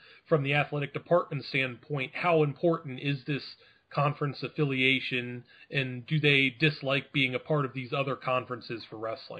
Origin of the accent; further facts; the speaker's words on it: Virginia, United States; I'm from Virginia.